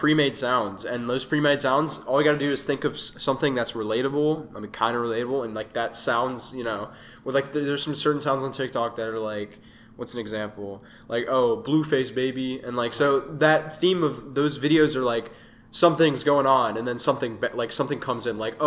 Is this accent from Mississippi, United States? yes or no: yes; Mississippi, United States; we're from Mississippi